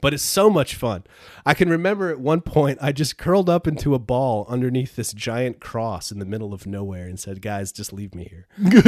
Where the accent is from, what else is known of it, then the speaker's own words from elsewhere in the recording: Peru, New York, United States; I grew up in Peru, New York, and went to s, went to school in Peru